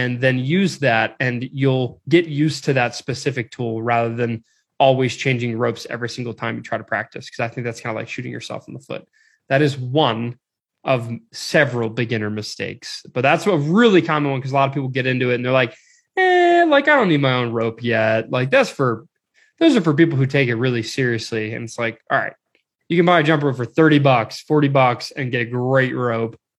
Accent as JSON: {"language": "English", "region": "Maryland", "country": "United States", "said": "I'm from Maryland."}